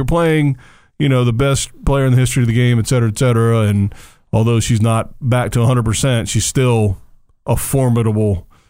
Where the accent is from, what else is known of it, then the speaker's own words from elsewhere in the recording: United States; as an American